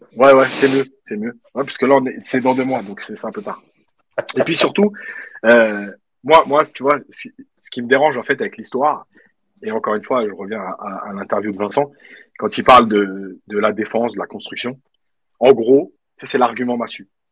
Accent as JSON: {"language": "French", "country": "Algeria", "said": "en tant qu'Algérien"}